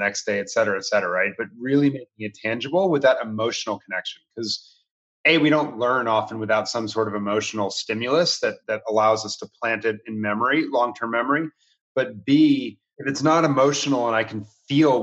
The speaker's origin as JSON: {"language": "English", "town": "Washington", "region": "District of Columbia", "country": "United States", "tie": "born or raised there", "said": "I grew up in Washington, D.C."}